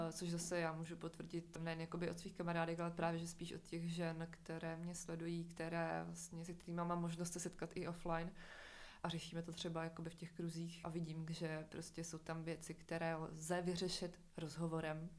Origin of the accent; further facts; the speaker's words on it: near Uherské Hradiště, Moravian Slovakia, Zlín Region, Czechia; já jsem ze Slovácka, uh, jsem od Horského hradiště.